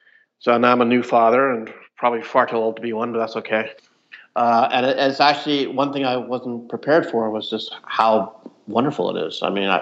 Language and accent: English; Edinburgh, Scotland, United Kingdom; I'd go back to Edinburgh. I grew up in Edinburgh.